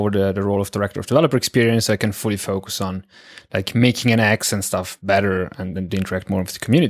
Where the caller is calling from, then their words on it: northern Italy, Italy; As you said, like … I'm calling in from Northern Italy.